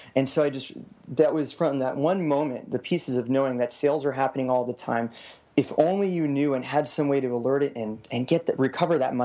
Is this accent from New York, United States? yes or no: no; Las Vegas, Nevada, United States; moved away; I was born and raised in Las Vegas, Nevada. Grew up there for 18 years.